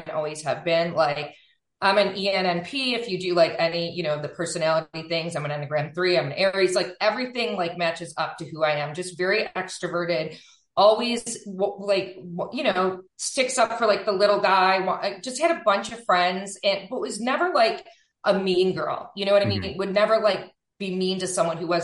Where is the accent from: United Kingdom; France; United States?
United States; Buffalo, New York; moved away; I am originally from Buffalo, New York, Western New York, and I'm always will be